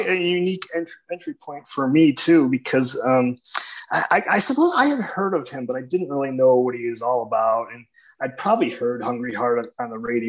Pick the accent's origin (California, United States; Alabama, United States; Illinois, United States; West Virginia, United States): Illinois, United States; Palos Hills; I've lived here in the south suburbs of Chicago for my whole life. So I grew up in a town called Palos Hills.